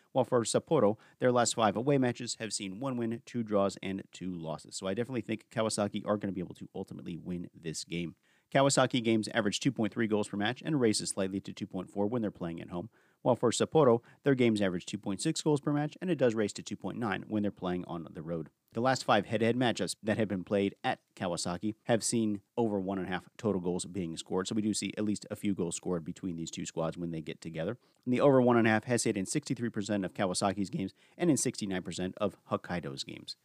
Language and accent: English; United States; I am an American